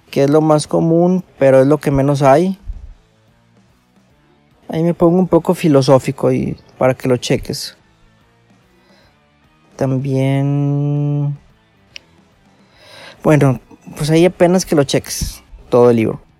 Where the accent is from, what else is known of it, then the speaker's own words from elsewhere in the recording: Monterrey, Nuevo León, Mexico; como soy de Monterrey, me encanta mi ciudad y estoy orgulloso de ella.